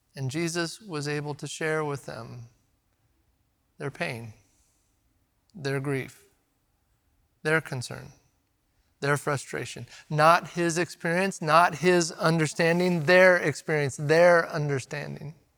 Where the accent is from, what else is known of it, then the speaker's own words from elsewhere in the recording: Redmond, Oregon, United States; Growing up in Redmond